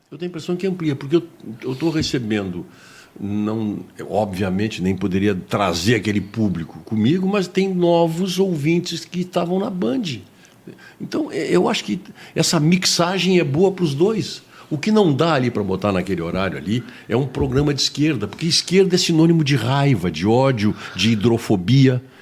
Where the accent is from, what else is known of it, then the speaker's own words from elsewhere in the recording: Viamão, Rio Grande do Sul, Brazil; born there; Nasci em Viamão.